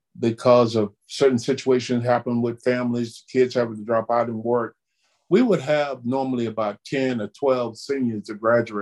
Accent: Chipley, Florida, United States; The little town I grew up in Chipley, Florida, and with a very large family and very little support as far as income.

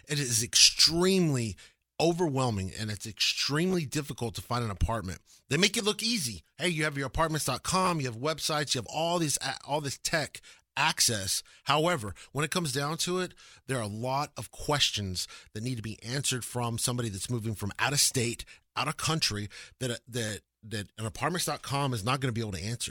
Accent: Lubbock, Texas, United States; now in Dallas, United States; I'm born and raised in Texas

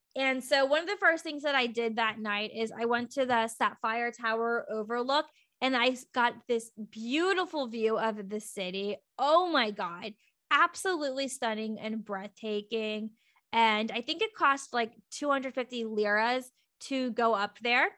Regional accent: United States; I'm American, so I use U S dollars

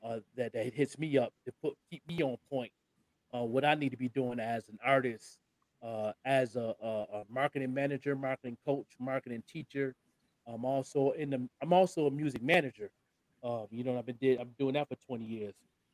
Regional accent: Buffalo, New York, United States; also born or lived in Indianapolis; now in Albuquerque, United States; And the reason for that is, number one, I'm from Buffalo.

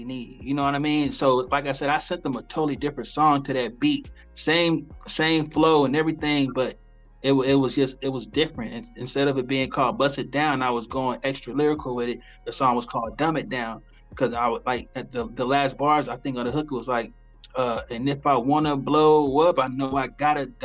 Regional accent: the South, United States; I'm from the South, so you're gonna hear the South in me

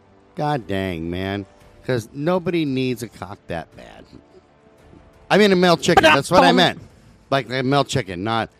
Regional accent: Georgia, United States; They say the same thing when they find out I'm from Georgia.

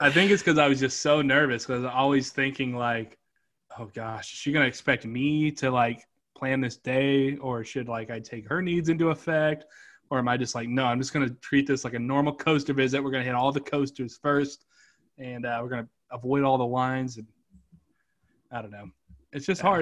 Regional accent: Kansas City, Missouri, United States; moved away as an adult; also born or lived in Atlanta; my hometown was Kansas City at the time

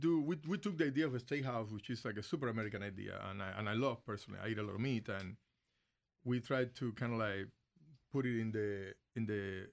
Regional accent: Cuba; moved away as an adult; now in United States; Originally, I came from Cuba in 1995.

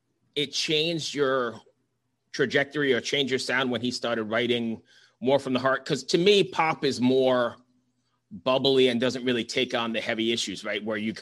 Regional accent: Long Island, New York, United States; moved away; I'm originally from Long Island. Yeah, I'm originally from Long Island and actually worked in a bunch of studios in New York City for years.

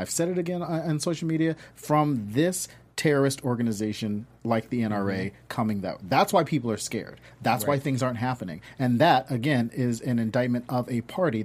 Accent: the South, United States; I grew up in the South.

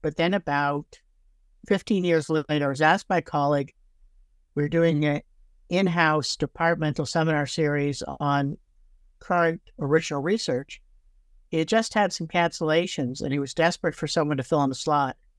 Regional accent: Toronto, Ontario, Canada; moved away as an adult; also born or lived in Brooklyn, New York / Fredericton, New Brunswick; now in Victoria, Canada; I um, was actually born in uh, Brooklyn, New York, but my family moved to Canada when I was uh, eight years old. And I actually grew up in Toronto

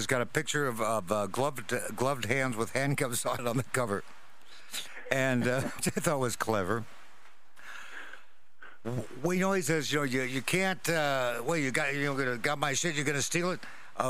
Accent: Walla Walla, Washington, United States; I'm from Walla Walla, Washington, which is by Milton Freewater, Oregon.

